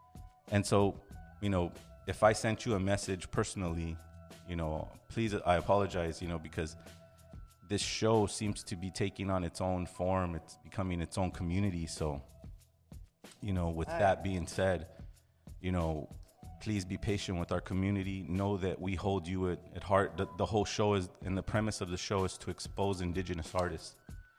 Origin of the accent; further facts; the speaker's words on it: Los Angeles, California, United States; El Vu is a hip hop, you know, artist from Los Angeles. You know, we're artists from Los Angeles.